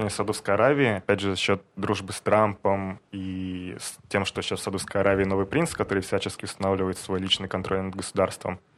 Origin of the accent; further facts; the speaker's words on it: Volgograd, Volgograd Oblast, Russia; now in Israel; я родился в Волгограде